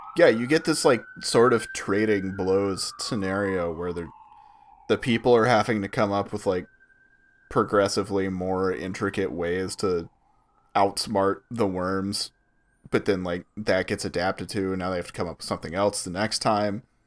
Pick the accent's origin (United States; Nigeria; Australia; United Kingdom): United States; Atlanta, Georgia; we're all from Atlanta